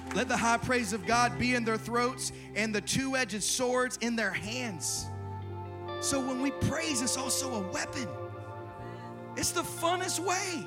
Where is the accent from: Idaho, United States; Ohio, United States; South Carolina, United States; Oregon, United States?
South Carolina, United States; now in Irvine, United States; I grew up in South Carolina in a church with pews.